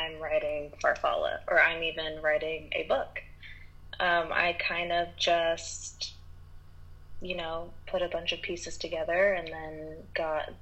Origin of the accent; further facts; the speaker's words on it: Rochester, New York, United States; also born or lived in Portland, Oregon; now in Los Angeles, United States; I am from Rochester, New York, and lived in Portland, Oregon for a while, and now I'm